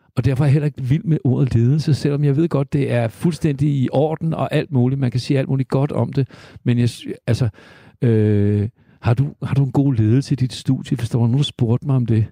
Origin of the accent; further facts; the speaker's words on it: Denmark; also born or lived in United States; jeg er jo halvt amerikaner, øh, i den forstand, at min mor var amerikaner og flyttede hertil i 51 med mig i maven, og en dansk far på siden.